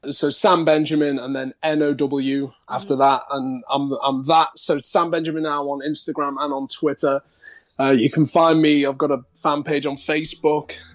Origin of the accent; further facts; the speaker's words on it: Liverpool, North West England, United Kingdom; accent: Liverpool; that'd be me kind of natural accent like that if I was to go, you know, really Liverpool.